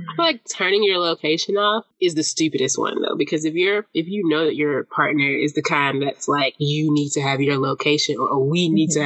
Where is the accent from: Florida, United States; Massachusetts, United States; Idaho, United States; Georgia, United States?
Georgia, United States; Atlanta; I am from Zone Six